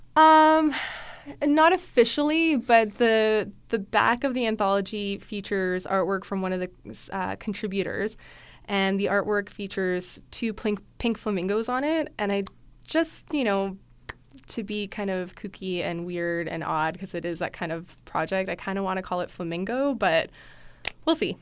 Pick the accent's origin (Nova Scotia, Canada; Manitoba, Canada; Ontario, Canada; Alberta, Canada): Alberta, Canada; Calgary; moved away as an adult; now in Edmonton, Canada; I grew up in Calgary